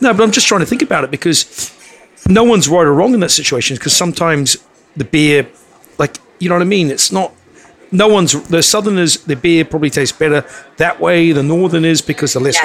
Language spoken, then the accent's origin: English; New Zealand; moved away; I'm from New Zealand